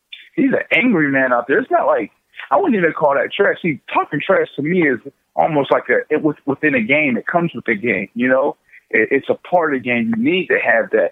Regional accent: Pittsburgh, Pennsylvania, United States; accent: East Coast Southern twang; also born or lived in Florida; now in Brooklyn, United States; I'm from Pittsburgh originally, and then I moved to Florida, so I get like this East Coast Southern twang thing going on

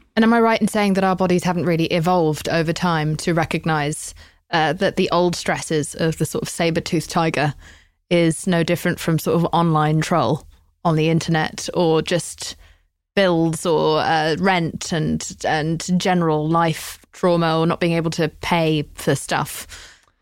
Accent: United Kingdom; I'm British

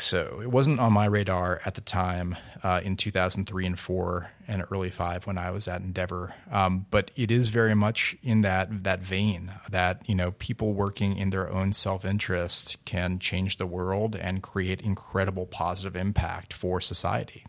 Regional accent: Newton, Massachusetts, United States; growing up in my hometown of Newton, Massachusetts

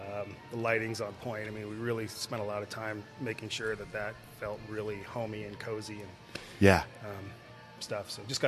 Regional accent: Seattle, Washington, United States; moved away as an adult; now in Arizona, United States; But yeah, I grew up in Seattle.

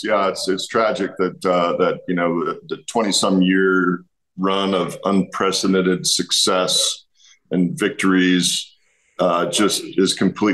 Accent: West Coast, United States; growing up on the West Coast

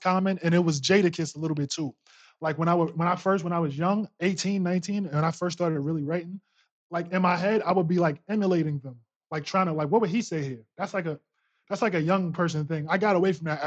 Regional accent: New York City, New York, United States; I'm from, born and raised in Queens, New York, Long Island City

